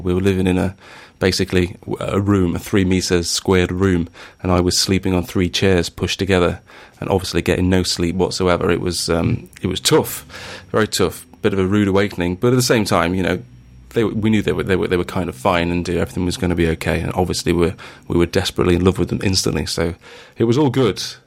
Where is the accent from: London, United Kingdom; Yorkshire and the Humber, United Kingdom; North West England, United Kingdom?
Yorkshire and the Humber, United Kingdom; Sheffield; Sheffield, which is my hometown